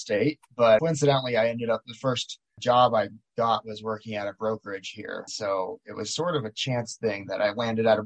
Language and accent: English; Miami, Florida, United States; moved away as an adult; now in Maui, United States; I grew up in Miami and I did a little bit of real estate there